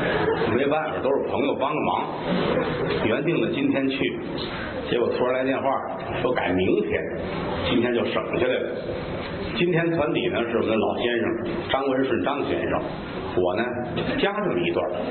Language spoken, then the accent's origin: Chinese; Tianjin, China; 这是我小的时候在天津学评书的时候，